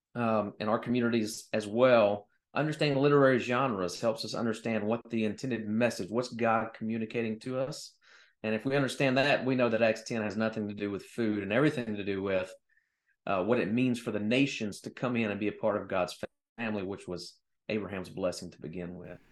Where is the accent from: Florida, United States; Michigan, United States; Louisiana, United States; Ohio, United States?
Louisiana, United States; I love my home state, by the way. Louisiana's amazing